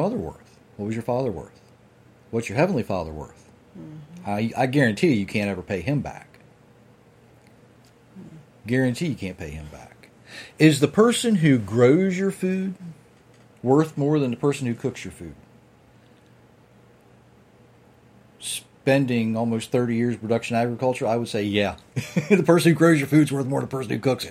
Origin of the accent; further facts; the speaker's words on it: United States; I'm from Sussex County, so that's my license to speak bad English